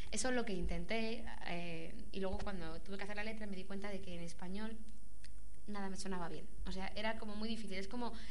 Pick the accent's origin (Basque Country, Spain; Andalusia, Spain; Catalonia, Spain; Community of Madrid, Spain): Community of Madrid, Spain; Madrid; also born or lived in Barcelona; cuando yo vivía en Barcelona. Lo que pasa es que tenía pensado marcharme, volver a Madrid, porque yo soy aquí de Madrid.